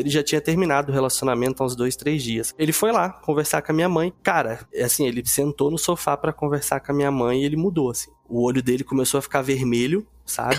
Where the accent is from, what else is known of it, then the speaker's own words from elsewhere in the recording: Rio de Janeiro, Brazil; also born or lived in São Paulo; nesse quintal lá em Quintino, não sei quem é do Rio aí nas Zona Norte, foi onde eu cresci